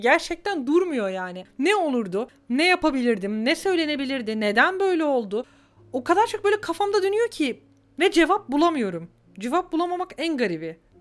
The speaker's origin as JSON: {"language": "Turkish", "country": "Turkey", "tie": "born or raised there", "moved": "yes", "lives_now": "Germany", "said": "ben Türkiye'de büyüdüm"}